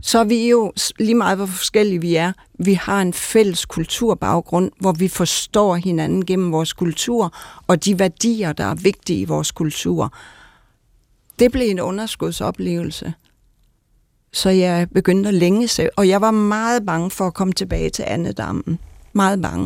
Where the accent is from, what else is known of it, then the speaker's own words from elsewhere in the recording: Denmark; moved away; also born or lived in United States; jeg til sidst længtes tilbage til Danmark, fordi vi har en anden dybde, og jeg havde brug for at blive genkendt i min danskhed